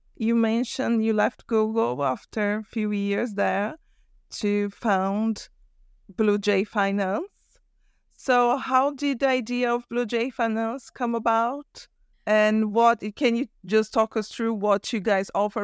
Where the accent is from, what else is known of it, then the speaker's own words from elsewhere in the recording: Brazil; moved away; I'm from Brazil originally.